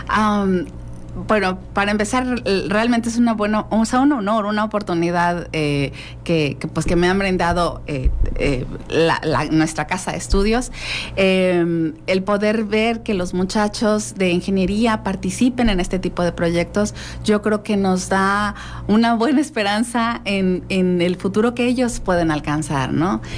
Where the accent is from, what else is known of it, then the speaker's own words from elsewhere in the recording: Mexico; somos mexicanos